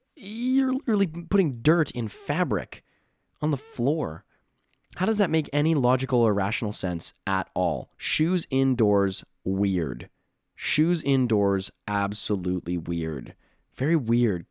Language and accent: English; Canada; I'm from Canada